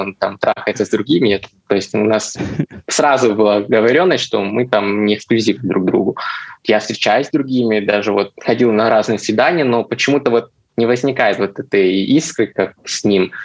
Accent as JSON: {"language": "Russian", "town": "Chelyabinsk", "region": "Chelyabinsk Oblast", "country": "Russia", "said": "я сам не из Москвы, а из Челябинска"}